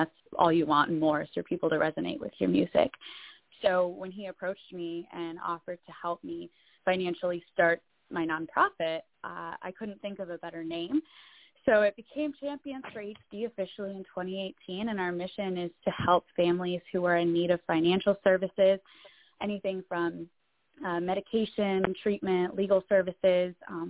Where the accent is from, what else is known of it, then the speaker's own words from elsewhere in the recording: Michigan, United States; also born or lived in Nashville; I am 24 years old, born and raised in Michigan, spent some time in Nashville doing music